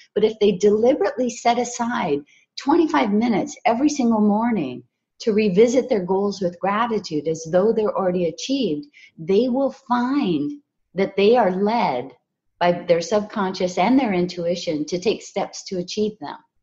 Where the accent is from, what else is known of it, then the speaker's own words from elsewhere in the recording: Hawaii, United States; I was raised in Hawaii